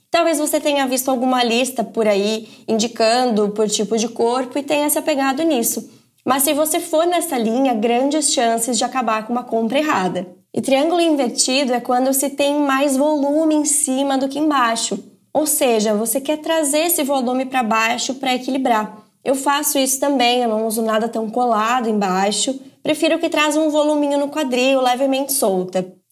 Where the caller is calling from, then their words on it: Campos dos Goytacazes, Rio de Janeiro, Brazil; eu sou de Campos dos Goitacazes, Rio de Janeiro.